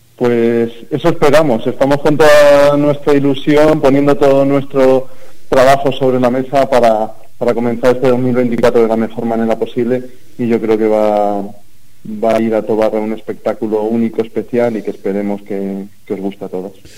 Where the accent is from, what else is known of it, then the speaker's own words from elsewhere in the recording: Campo de Criptana, Castilla-La Mancha, Spain; Yo soy de Campo de Criptana.